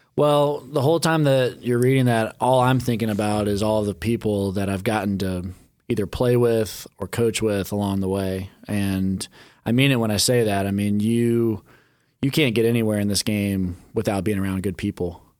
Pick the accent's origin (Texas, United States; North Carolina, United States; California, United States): North Carolina, United States; Charlotte; moved away as an adult; my hometown city and where I grew up